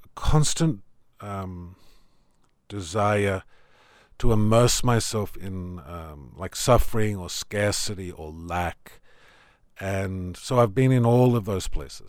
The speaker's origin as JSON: {"language": "English", "town": "Tamworth", "region": "New South Wales", "country": "Australia", "tie": "born or raised there", "also_born_or_lived": "Sydney", "moved": "as an adult", "said": "I come from Tamworth. I grew up on a farm."}